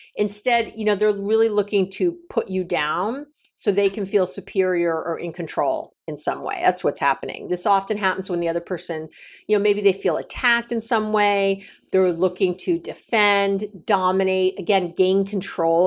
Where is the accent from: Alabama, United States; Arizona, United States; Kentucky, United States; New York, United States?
New York, United States; New York City; now in Northern California, United States; I come from New York City, you know, very liberal